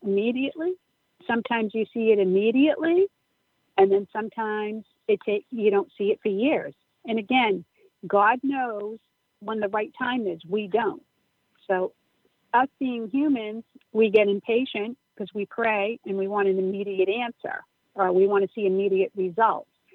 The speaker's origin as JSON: {"language": "English", "town": "Upton", "region": "Massachusetts", "country": "United States", "tie": "born or raised there", "said": "St. Gabriel's Church in Upton, Massachusetts. It's um, my hometown"}